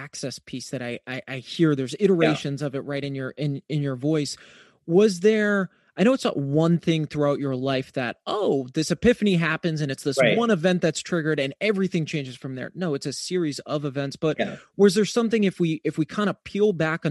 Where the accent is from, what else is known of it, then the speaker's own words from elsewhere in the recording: East Coast, United States; I'm actually from the East Coast